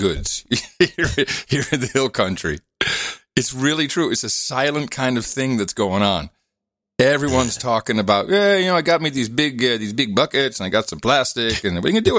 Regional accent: Netherlands; now in Texas, United States; Growing up in the Netherlands

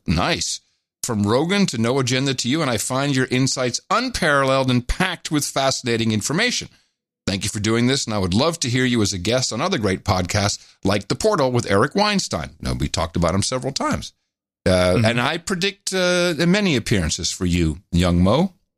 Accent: United States; we're two American guys. We happen to be two American dads

